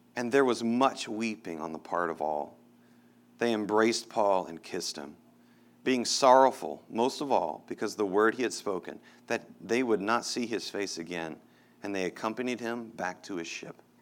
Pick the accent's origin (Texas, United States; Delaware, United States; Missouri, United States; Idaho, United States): Texas, United States; moved away as an adult; now in Denver, United States; I grew up in Texas, and I miss the people of Texas so much